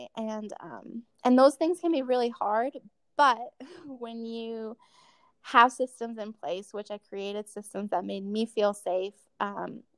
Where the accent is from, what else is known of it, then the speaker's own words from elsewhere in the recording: Colorado, United States; And I grew up in Colorado. My whole family is here.